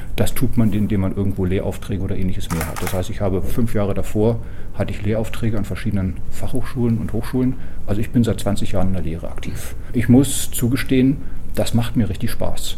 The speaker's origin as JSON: {"language": "German", "region": "West Germany", "country": "Germany", "also_born_or_lived": "Magdeburg", "moved": "as an adult", "lives_now": "Darmstadt, Germany", "said": "als Westdeutscher"}